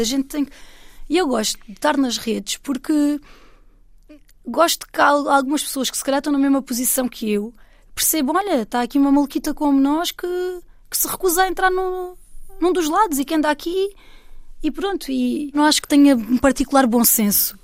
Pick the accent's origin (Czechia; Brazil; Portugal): Portugal; Alentejo; Eu, eu sou portuguesa e eu sou uma mulher do Alentejo